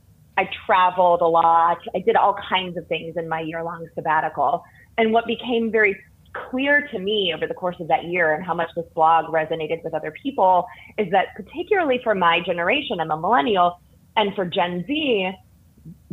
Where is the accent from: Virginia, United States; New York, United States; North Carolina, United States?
North Carolina, United States; Durham; I'm from exotic Durham, born and raised